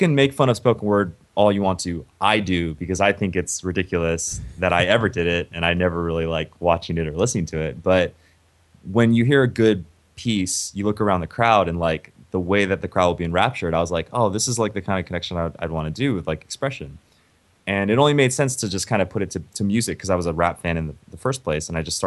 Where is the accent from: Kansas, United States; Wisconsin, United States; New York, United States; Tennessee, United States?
Tennessee, United States; Memphis; moved away; also born or lived in Ohio; I grew up in Memphis